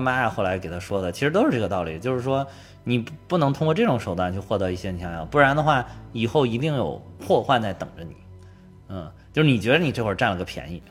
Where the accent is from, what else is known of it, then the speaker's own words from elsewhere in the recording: China; 我们中国人的哲学